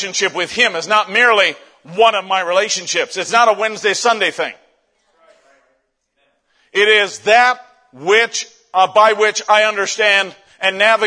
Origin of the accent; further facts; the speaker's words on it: Canada; I'm Canadian